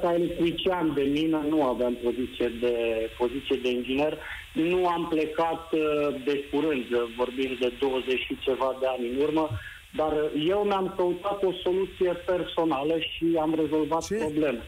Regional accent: Jiu Valley, Hunedoara County, Romania; moved away as an adult; now in Denmark; sunt născut și crescut în Valea Jiului

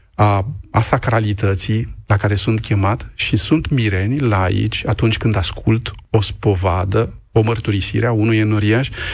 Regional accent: Romania; also born or lived in Moldova region near Roman (ancestral roots); nu sunt ungur, sunt român

